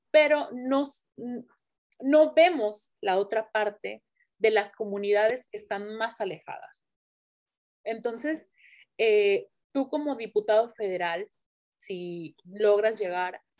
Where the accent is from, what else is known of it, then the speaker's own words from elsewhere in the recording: Acapulco, Guerrero, Mexico; born there; yo pues nací en Acapulco, en la comunidad de Tres Palos. Eh, no he vivido mucho tiempo allá, las veces que he estado ha sido por lapsos muy cortos